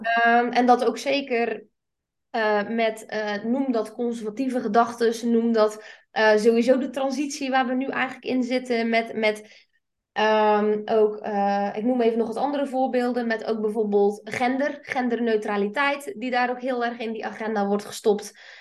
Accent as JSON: {"language": "Dutch", "region": "South Flanders", "country": "Belgium", "said": "Ik kom uit Zuid-Vlaanderen"}